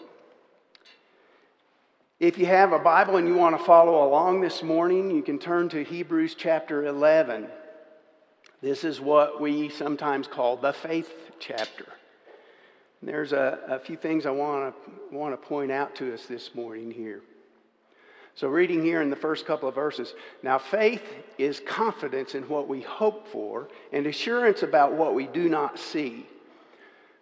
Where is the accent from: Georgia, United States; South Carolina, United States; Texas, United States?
Texas, United States; Dallas; I was raised in Dallas, Texas